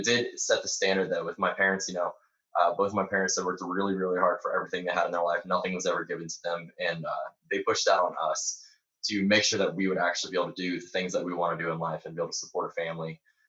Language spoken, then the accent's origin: English; Indiana, United States; moved away as an adult; also born or lived in Missouri / Texas; now in South Carolina, United States; originally I'm from Indiana, but over the last 4 years, I've moved all over. I've lived in Missouri, Texas, South Carolina, overseas for a little bit. So South Carolina is where I am right now